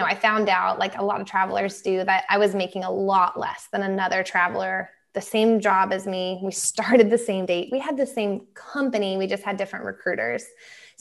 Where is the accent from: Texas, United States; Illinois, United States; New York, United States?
Texas, United States; growing up in Texas